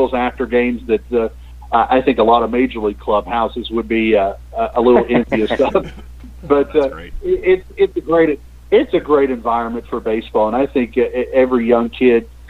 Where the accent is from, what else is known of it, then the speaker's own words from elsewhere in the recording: Southwest Virginia, United States; I grew up here in Southwest Virginia